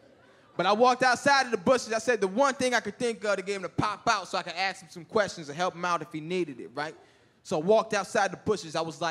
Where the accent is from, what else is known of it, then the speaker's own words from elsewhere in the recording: Mississippi, United States; We're from Mississippi, so Thanksgiving.